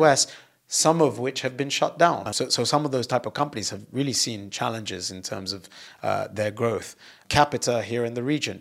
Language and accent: English; United Kingdom; moved away; being British and having left the U K